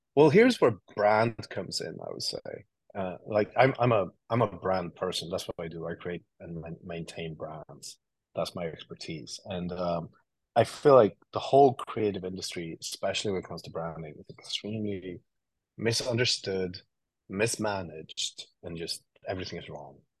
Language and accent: English; Sweden; moved away as an adult; now in New York, United States; I grew up in Sweden, uh, and I and I moved to New York like ten years ago, eleven years ago